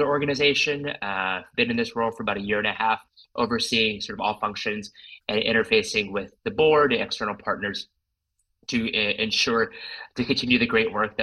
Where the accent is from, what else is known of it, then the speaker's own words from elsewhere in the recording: Houston, Texas, United States; moved away as an adult; also born or lived in Los Angeles; I was actually born and raised in Houston, Texas. Grew up there all the way through high school, but made my way west to Los Angeles